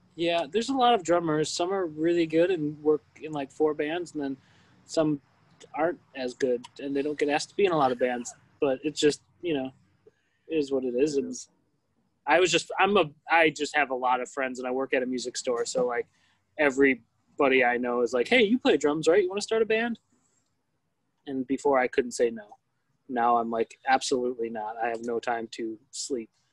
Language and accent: English; Milwaukee, Wisconsin, United States; I'm from the south side of Milwaukee.